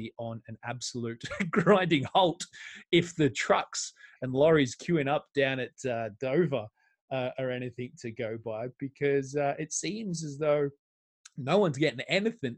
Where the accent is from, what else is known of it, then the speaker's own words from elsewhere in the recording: Australia; coming from Australia